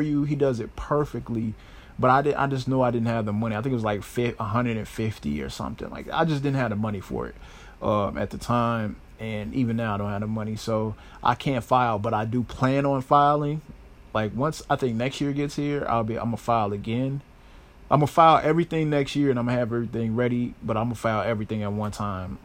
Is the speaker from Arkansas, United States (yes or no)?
no; Chicago, Illinois, United States; I am a Chicago native and born and raised, not raised, but I was born here in Chicago